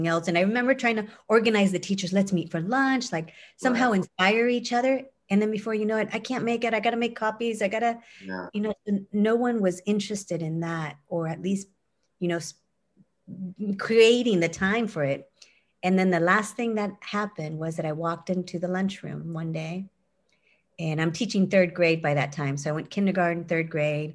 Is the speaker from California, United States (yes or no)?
yes; Windsor, California, United States; My hometown in Windsor, California, small little town